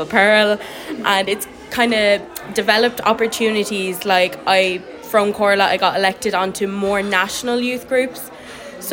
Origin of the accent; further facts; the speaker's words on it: Bennettsbridge, Leinster, Ireland; I'm 15 and I'm from Bennetsbridge, Kilkenny